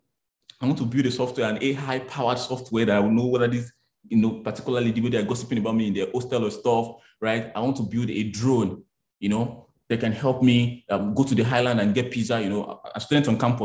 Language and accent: English; Abeokuta, Ogun State, Nigeria; I grew up in Abeokuta, in Kuto. So I was grew up in the market